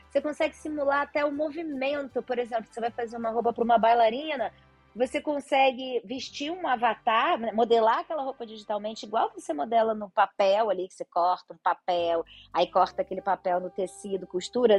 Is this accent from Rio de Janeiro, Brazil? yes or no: yes; Rio de Janeiro, Brazil; Eu sou carioca da gema, passei aqui metade da vida Copacabana, metade da vida em Ipanema